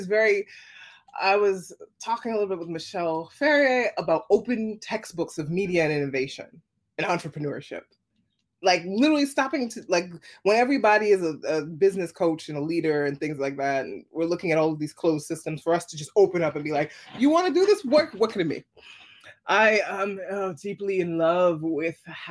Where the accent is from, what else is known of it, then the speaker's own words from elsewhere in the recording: New York City, New York, United States; I'm a New Yorker